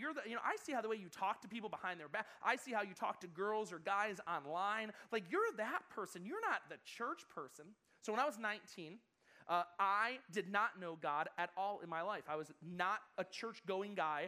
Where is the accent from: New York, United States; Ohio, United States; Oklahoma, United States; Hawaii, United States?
New York, United States; Buffalo; moved away as an adult; now in California, United States; my hometown in Buffalo, New York